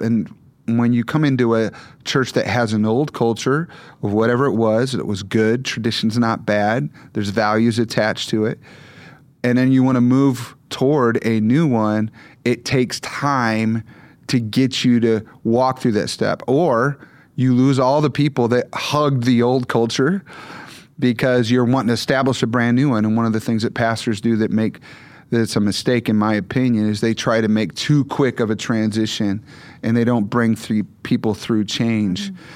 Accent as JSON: {"language": "English", "region": "Michigan", "country": "United States", "tie": "born or raised there", "moved": "yes", "said": "I mostly grew up in Michigan"}